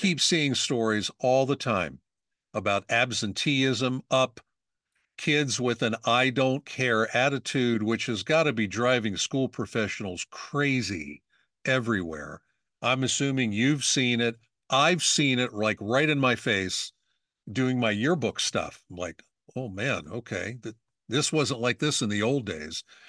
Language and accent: English; Pennsylvania, United States; I'm from Pennsylvania